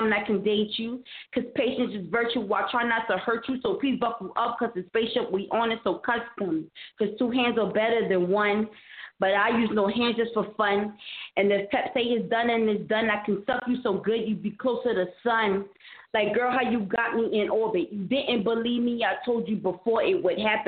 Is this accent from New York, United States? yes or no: yes; New York, United States; I'm a New Yorker